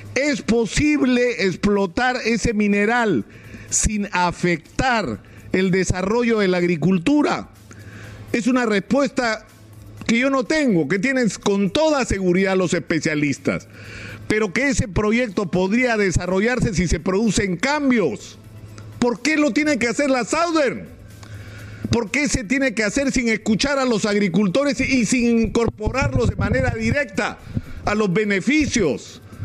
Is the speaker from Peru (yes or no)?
yes; Peru; somos todos los peruanos